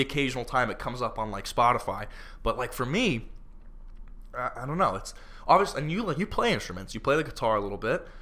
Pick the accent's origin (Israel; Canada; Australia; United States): United States; Florida; I'm from Florida